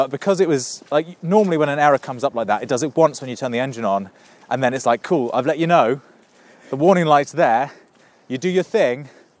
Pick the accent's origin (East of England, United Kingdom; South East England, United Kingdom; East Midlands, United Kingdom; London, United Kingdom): South East England, United Kingdom; Reading; Growing up in Reading.